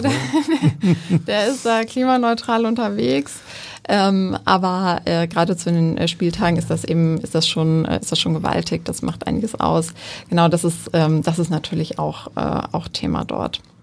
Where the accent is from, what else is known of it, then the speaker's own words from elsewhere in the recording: Wuppertal, North Rhine-Westphalia, Germany; ich komme aus Wuppertal